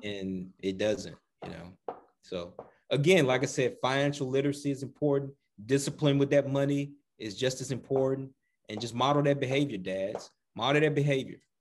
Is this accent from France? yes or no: no; the South, United States; we're from the South